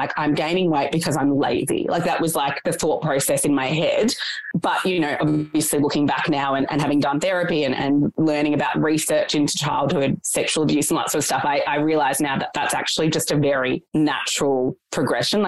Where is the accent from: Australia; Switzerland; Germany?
Australia; I was born in Australia, but my parents were refugees.